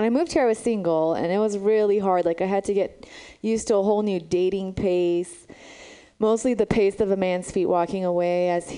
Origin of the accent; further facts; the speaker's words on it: Romania; now in San Francisco, United States; I'm from Romania. That's where I was born.